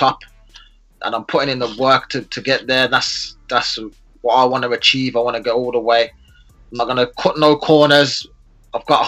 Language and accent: English; Birmingham, West Midlands, United Kingdom; also born or lived in Sheffield; I'm from Birmingham, which is a bit further south